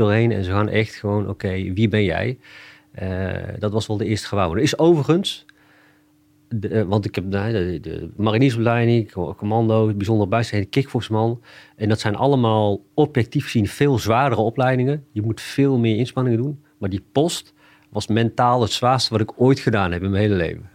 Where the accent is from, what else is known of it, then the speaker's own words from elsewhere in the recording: Achterhoek, Gelderland, Netherlands; ik kom uit de Achterhoek. En ik heb Indische roots.